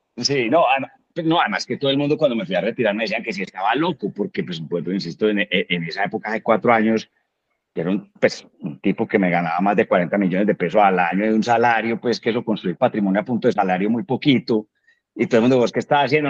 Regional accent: Colombia; soy, eh, pasaporte colombiano con pinta gringa

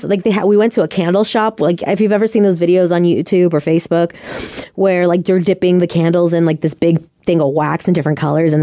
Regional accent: East Coast, United States; now in Seattle, United States; I'm from the East Coast. I'd never been to San Francisco before.

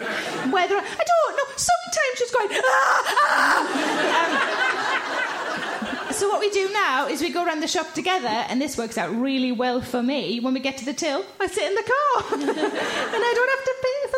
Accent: Tyneside, North East England, United Kingdom

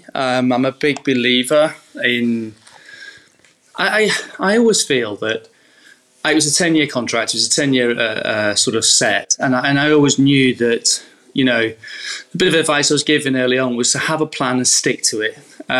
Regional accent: Southport, North West England, United Kingdom; Well, I grew up in the northwest in Southport, just above Liverpool, in a seaside town, close to Blackpool, close to Liverpool, Preston area

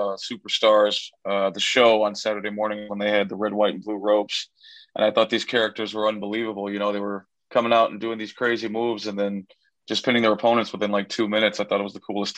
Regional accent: Chicago, Illinois, United States; an American luchador born and raised in Chicago, Illinois

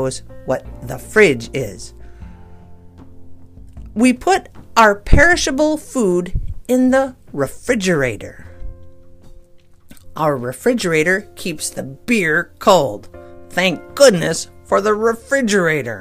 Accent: Midwest, United States; I'm an American, so, and a Midwesterner

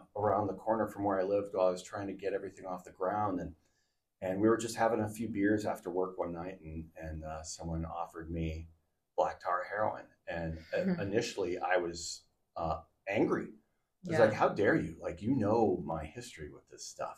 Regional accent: Southern California, United States; moved away as an adult; also born or lived in Portland, Oregon; now in Oregon coast, United States; I grew up in Southern California

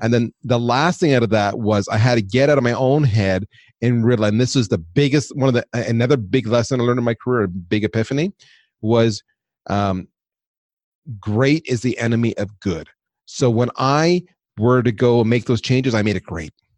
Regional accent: Canada; moved away as an adult; also born or lived in United States; I'm Canadian, so I took a job in the U S

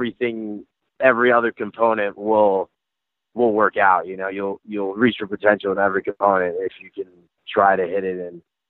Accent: Northeast, United States; I'm from the Northeast. Like everything I did was like the Northeast coast, you know

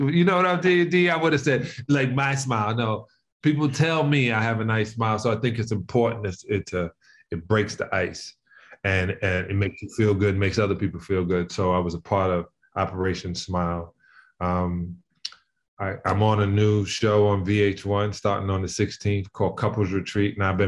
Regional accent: Queens, New York, United States; where I'm supposed to be from, even though we know I'm from, but I'm from Queens.

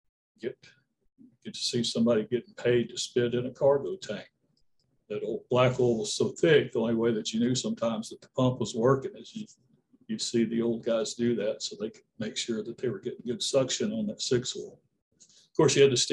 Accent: Minden, Louisiana, United States; also born or lived in Shreveport, Louisiana; I was born in Shreveport and grew up there predominantly on a Black Angus cattle farm and pecan orchard.

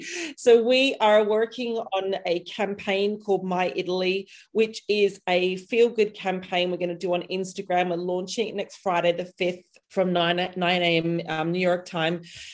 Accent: Perth, Western Australia, Australia; accent: hybrid Australian-British; now in United Kingdom; I'm from Perth, Australia. So it's like the most isolated city in the world. And I moved to the UK in 2000.

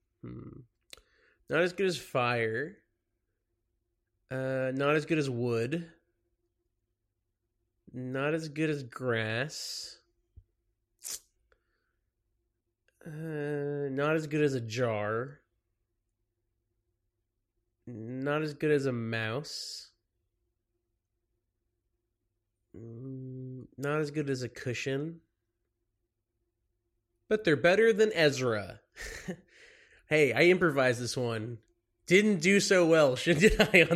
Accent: Dallas, Texas, United States; also born or lived in Los Angeles; now in New York, United States; I'm from Dallas

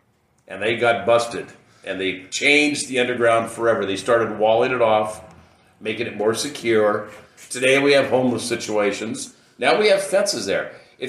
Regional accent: Astoria, Oregon, United States; I was born and raised here in Astoria. And the underground was my playground.

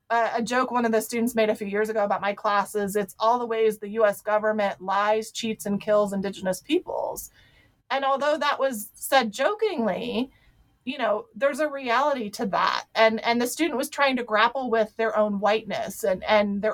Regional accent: Ohio, United States; I was raised in Ohio.

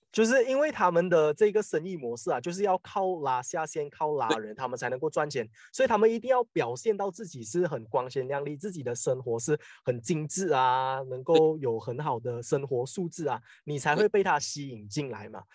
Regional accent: Malaysia; 我们马来西亚人这里

